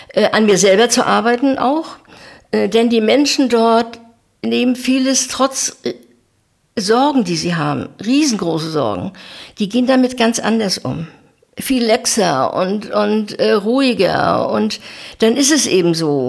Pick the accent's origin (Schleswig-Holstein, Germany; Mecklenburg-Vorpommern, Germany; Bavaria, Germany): Mecklenburg-Vorpommern, Germany; Zernin; moved away as an adult; also born or lived in Bützow; now in Güstrow, Germany; bin in Zernin aufgewachsen bis zu meinem 18. Lebensjahr